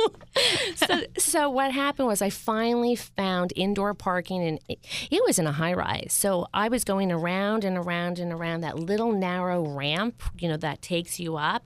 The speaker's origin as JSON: {"language": "English", "town": "Upper Saddle River", "region": "New Jersey", "country": "United States", "tie": "born or raised there", "said": "moved to Bergen, Bergen County, where I was raised. And, um, I was raised in a, a town called Upper Saddle River"}